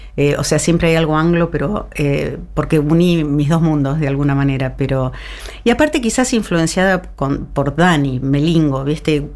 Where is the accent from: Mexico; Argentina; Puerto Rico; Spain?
Argentina; somos argentinos